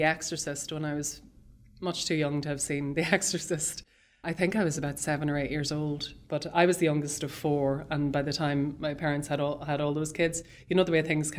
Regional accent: Dundalk, County Louth, Ireland; One of the places he delivered bread to was a convent in the town that I grew up in Dundalk.

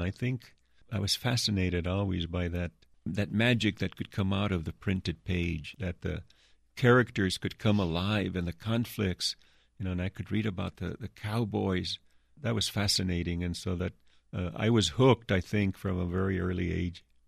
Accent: Santa Rosa, New Mexico, United States; my childhood, my hometown, where I grew up, Santa Rosa, New Mexico

